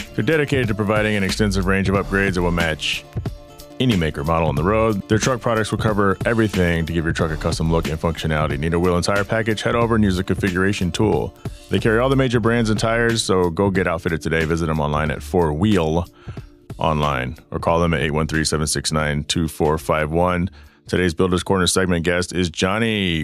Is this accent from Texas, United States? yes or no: yes; Texas, United States; I remember growing up in Texas, crushing cans for money